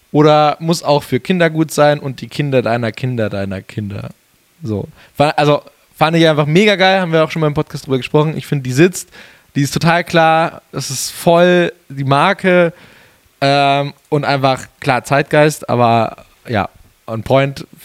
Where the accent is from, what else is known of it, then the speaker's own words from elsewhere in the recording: Geretsried, Bavaria, Germany; ich glaube, meine Heimatstadt, sogar. aus meiner Heimatstadt.